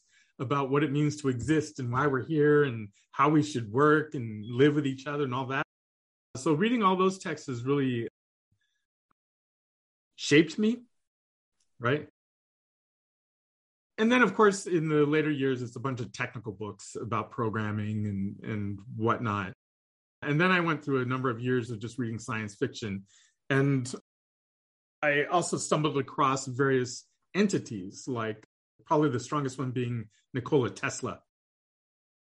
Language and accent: English; Southern California, United States; also born or lived in India; I grew up in the US and I grew up in Southern California